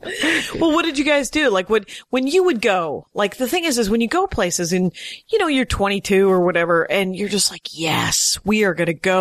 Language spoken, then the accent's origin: English; Wisconsin, United States; I was raised in Wisconsin.